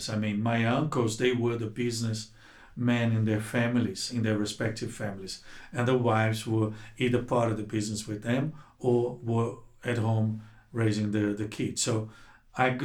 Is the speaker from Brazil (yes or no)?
yes; Rio de Janeiro, Brazil; moved away as an adult; also born or lived in Cape Town, South Africa; now in South Africa; I'm from Rio de Janeiro, Brazil